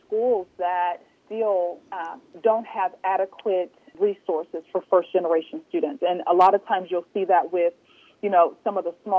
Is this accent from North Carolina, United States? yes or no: yes; North Carolina, United States; I'm from North Carolina